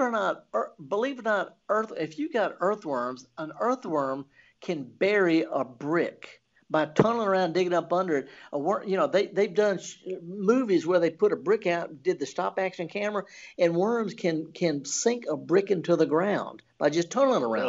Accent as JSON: {"language": "English", "region": "the Mississippi Delta", "country": "United States", "said": "I'm from the Delta"}